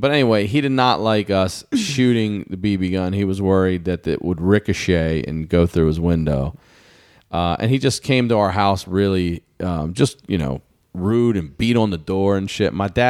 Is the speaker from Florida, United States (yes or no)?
no; Maryland, United States; I'm from Maryland.